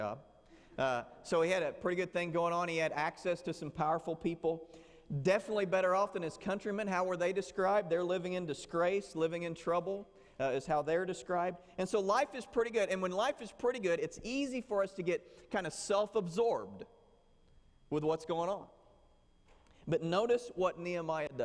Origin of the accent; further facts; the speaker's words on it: Southern Illinois, United States; moved away; Where I grew up in Southern Illinois, we had a small church